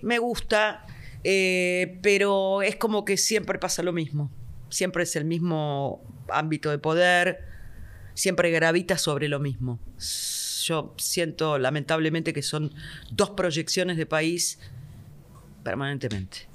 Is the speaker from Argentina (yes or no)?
yes; Argentina; yo siento como argentina